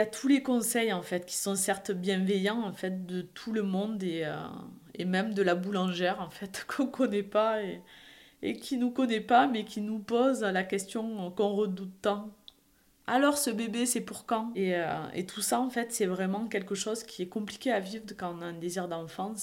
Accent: Perpignan, Occitania, France; accent: Perpignan; moved away as an adult; also born or lived in Montpellier; Je suis originaire du sud de la France, à Perpignan exactement

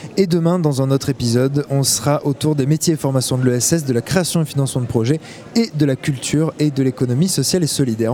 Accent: France; en tant que français

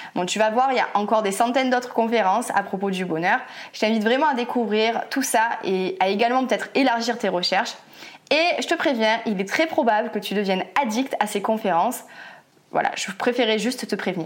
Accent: France; en tant que Français

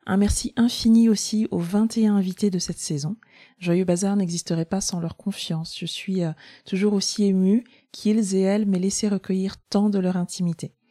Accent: France; quelle que soit la manière dont je suis traitée ici, je suis française.

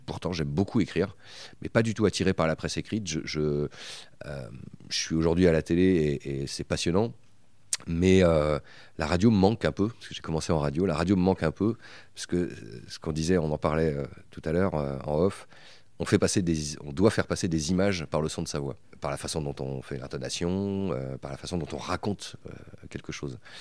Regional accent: Bressuire, Nouvelle-Aquitaine, France; moved away as an adult; also born or lived in Poitiers; je suis originaire des Deux-Sèvres, uh-huh. une ville qui s'appelle Bressuire et à laquelle je reste toujours attaché parce que parce que c'est là où j'ai grandi

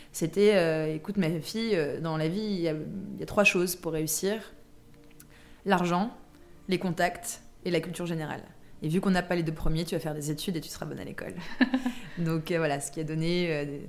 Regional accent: Versailles, Île-de-France, France; j'ai grandi à Versailles

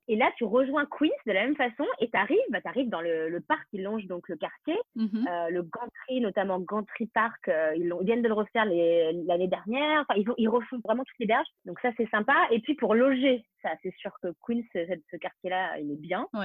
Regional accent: France; moved away as an adult; now in New York, United States; je suis française avant tout

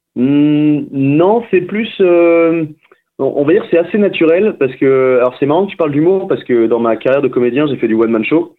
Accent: Saint-Malo, Brittany, France; suis breton à la base, je viens d'une ville qui s'appelle Saint-Malo

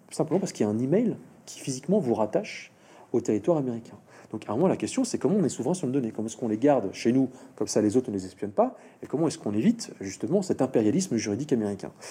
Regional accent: France; je suis français, mais je suis pas sécurisé.

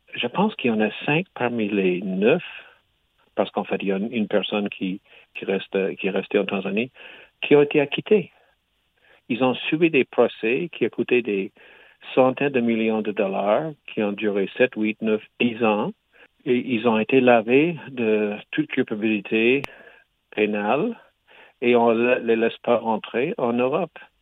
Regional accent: Quebec, Canada; je suis canadien, québécois

